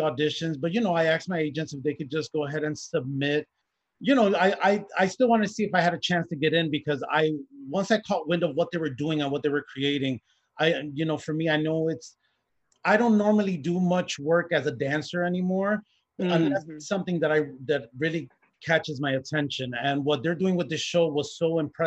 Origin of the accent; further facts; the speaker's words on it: Chicago, Illinois, United States; I'm Puerto Rican from Chicago.